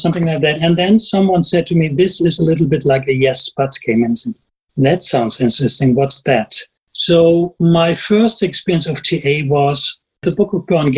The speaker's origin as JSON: {"language": "English", "country": "Germany", "second_language": "English", "said": "I'm from Germany"}